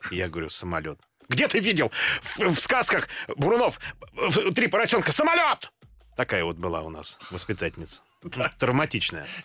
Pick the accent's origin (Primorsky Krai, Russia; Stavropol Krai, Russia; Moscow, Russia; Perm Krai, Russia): Moscow, Russia; как бы все едут в Москву учиться, а я из Москвы.